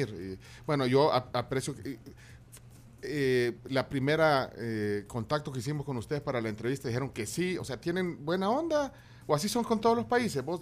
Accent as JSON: {"language": "Spanish", "country": "El Salvador"}